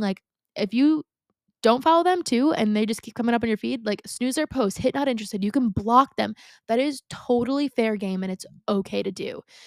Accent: Long Island, New York, United States; I grew up on Long Island. I still live on Long Island, right?

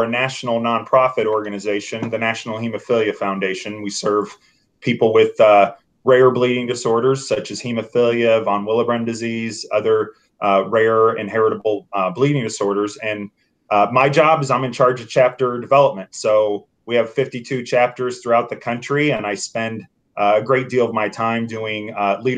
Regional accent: Franklin, Indiana, United States; moved away as an adult; now in Indianapolis, United States; I moved to Franklin, went to Northwood, enjoyed my time in growing up in Franklin.

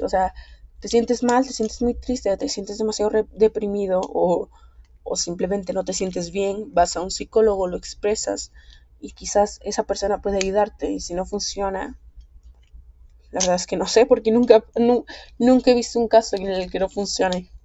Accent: Guatemala; aquí en mi país, Guatemala

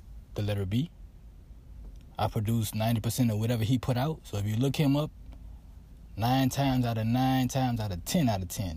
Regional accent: New Orleans, Louisiana, United States; I'm from New Orleans

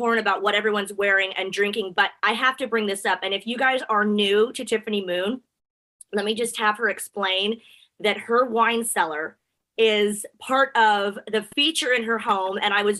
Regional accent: Texas, United States; also born or lived in El Paso, Texas / Houston, Texas; being from Texas, I was born in El Paso, lived in Houston.

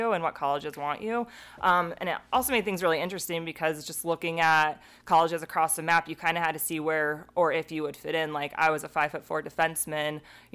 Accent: Laramie, Wyoming, United States; I grew up in Laramie, Wyoming

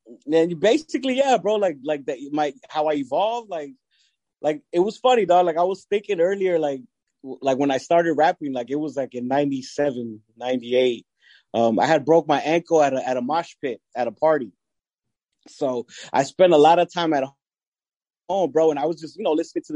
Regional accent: Long Beach, California, United States; also born or lived in Mexico; I was born in Mexico. Grew up in Long Beach. Raised in Long Beach.

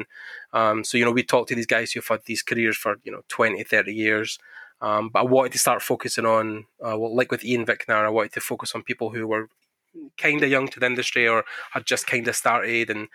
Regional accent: Scotland, United Kingdom; I'm from Scotland, so we are just born in the cold

